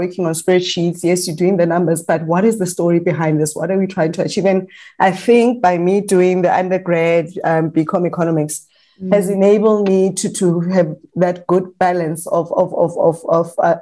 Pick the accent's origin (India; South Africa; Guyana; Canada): South Africa; the Vaal, Gauteng; I'm from the Vaal